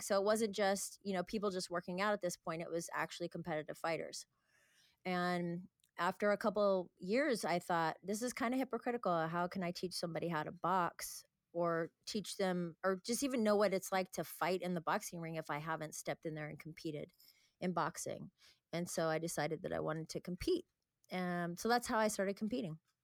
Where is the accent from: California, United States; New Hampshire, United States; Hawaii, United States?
California, United States; Northern; moved away as an adult; now in Santa Monica, United States; I lived up north in California